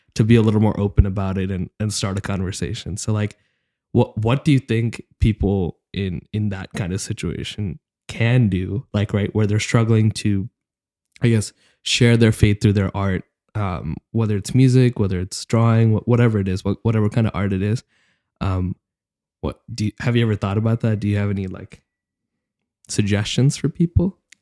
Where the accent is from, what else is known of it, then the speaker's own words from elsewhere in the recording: Dallas, Texas, United States; I'm from Dallas, Texas